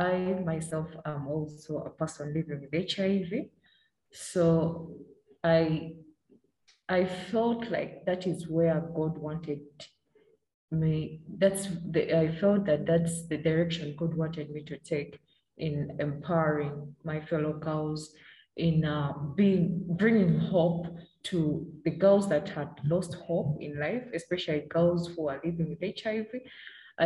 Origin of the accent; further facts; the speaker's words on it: Uganda; also born or lived in Oyam District, Northern Uganda; Challenges that I've faced as a young girl growing up in Uganda.